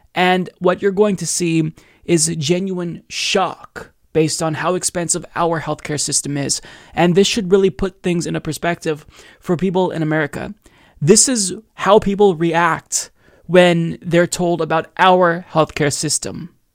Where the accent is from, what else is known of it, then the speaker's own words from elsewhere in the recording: United States; as an American with firsthand experience dealing with our cruel system